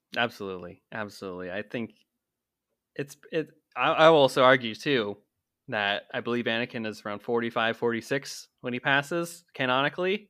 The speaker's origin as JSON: {"language": "English", "region": "Pennsylvania", "country": "United States", "tie": "born or raised there", "said": "growing up in Pennsylvania"}